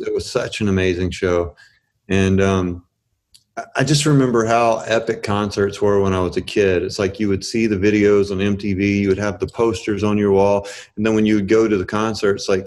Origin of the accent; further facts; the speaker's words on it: Birmingham, Alabama, United States; now in Los Angeles, United States; I'm originally from Birmingham, Alabama